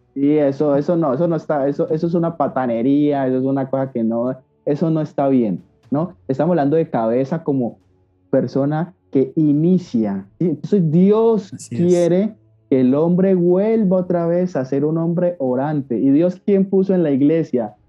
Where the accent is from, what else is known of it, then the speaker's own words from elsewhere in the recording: Cali, Valle del Cauca, Colombia; Yo vivo en Cali, Colombia, Santiago de Cali, para los que quizás no conozcan, es una ciudad de las de las grandes que hay en mi país, Colombia.